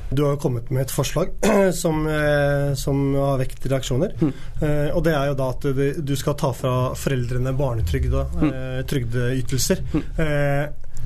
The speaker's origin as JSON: {"language": "Norwegian", "region": "Oslo", "country": "Norway", "tie": "born or raised there", "said": "jeg vokste opp på Tveita"}